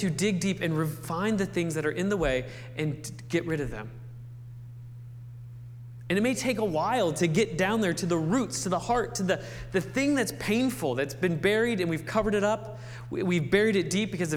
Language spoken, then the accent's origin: English; Wheeling, West Virginia, United States; I grew up over near Wheeling, West Virginia